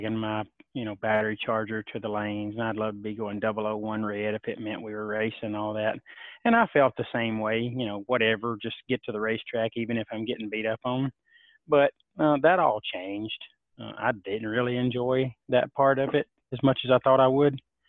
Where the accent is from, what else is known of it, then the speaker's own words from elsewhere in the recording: Alabama, United States; my home state of Alabama